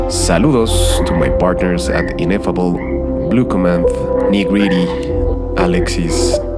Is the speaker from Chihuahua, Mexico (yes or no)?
no; Mexico City, Mexico; I'm from Mexico City.